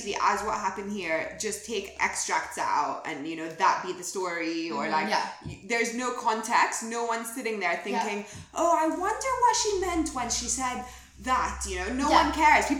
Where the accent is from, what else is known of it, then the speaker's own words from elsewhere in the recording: Egypt; now in London, United Kingdom; I'm from Egypt.